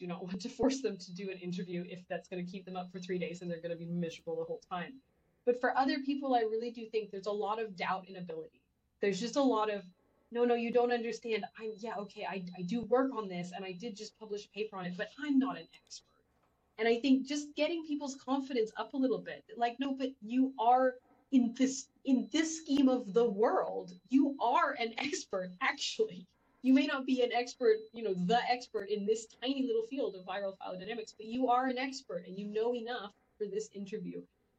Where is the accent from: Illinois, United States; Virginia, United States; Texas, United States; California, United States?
Texas, United States; Well, so I grew up partially in Texas, as some people may know